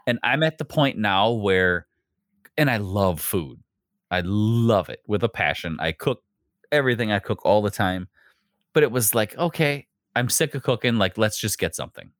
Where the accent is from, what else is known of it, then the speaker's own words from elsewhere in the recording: Wisconsin, United States; I'm from the Midwest